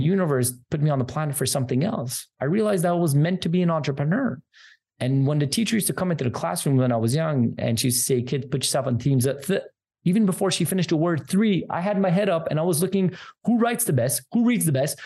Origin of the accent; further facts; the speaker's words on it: Montreal, Quebec, Canada; I'm from Canada